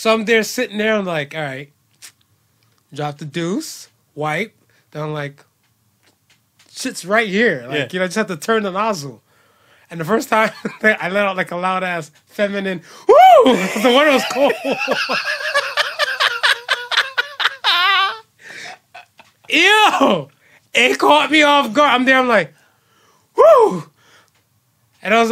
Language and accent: English; Cleveland, Ohio, United States; moved away; I was home in Cleveland